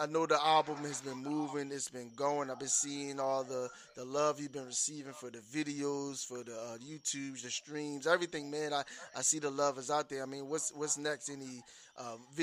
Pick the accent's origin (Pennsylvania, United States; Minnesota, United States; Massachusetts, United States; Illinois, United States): Pennsylvania, United States; Philadelphia; my hometown, Philadelphia